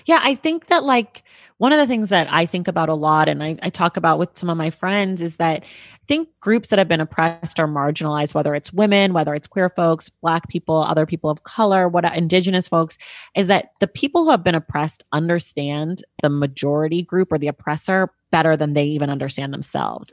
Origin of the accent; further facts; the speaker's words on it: Oakland, California, United States; also born or lived in New York; now in Los Angeles, United States; my hometown of Oakland